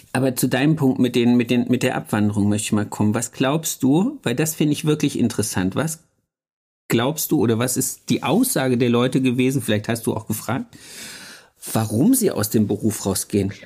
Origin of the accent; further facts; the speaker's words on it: Thuringia, Germany; moved away; Ich komme aus Thüringen